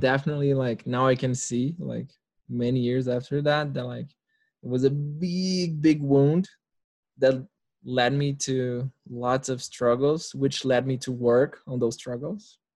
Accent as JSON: {"language": "English", "town": "Brasília", "region": "Federal District", "country": "Brazil", "tie": "born or raised there", "said": "I'm in Brasilia, Brazil, the capital of Brazil, for those that don't know. And it's my hometown. This is where I was born."}